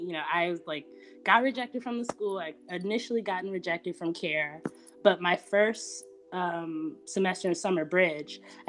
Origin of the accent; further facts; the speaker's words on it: Miami, Florida, United States; also born or lived in Detroit, Michigan; am from Miami-Dade County, but by way of Detroit. So I actually was born in Detroit, and we moved to Miami when I was like in the second grade. Then we moved back to Detroit for a little bit while I was in middle school. Then I moved back to Miami